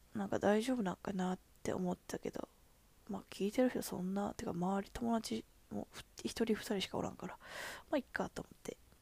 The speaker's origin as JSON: {"language": "Japanese", "region": "Kansai", "country": "Japan", "accent": "Kansai-ben"}